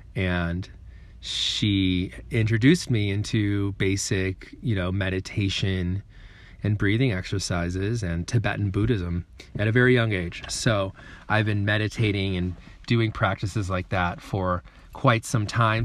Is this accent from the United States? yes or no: yes; Chicago, Illinois, United States; also born or lived in San Francisco, California / New Zealand; I come from Chicago, Illinois. That is where I was born and raised